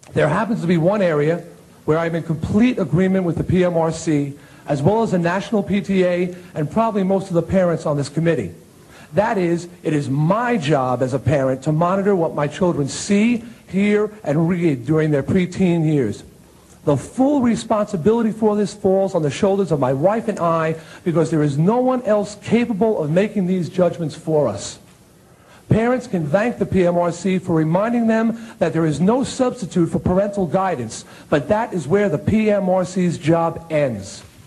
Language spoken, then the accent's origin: English; Long Island, New York, United States; my hometown newspaper on Long Island